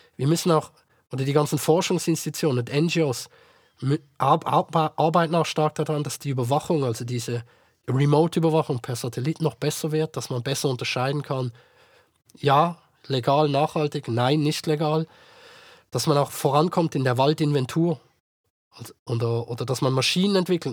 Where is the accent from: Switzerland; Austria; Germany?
Switzerland; bei uns in der Schweiz